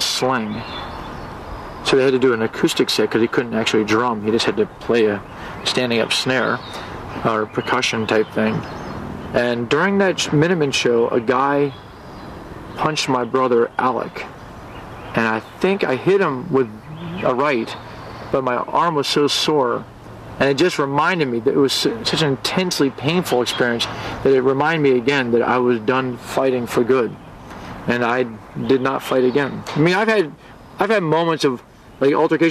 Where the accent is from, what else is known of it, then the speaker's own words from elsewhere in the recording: Washington, District of Columbia, United States; I'm from Washington, D.C.